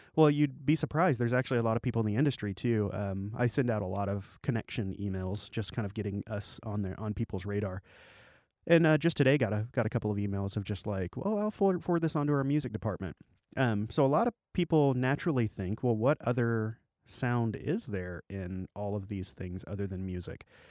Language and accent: English; Arkansas Delta, United States; I grew up in the Delta of Arkansas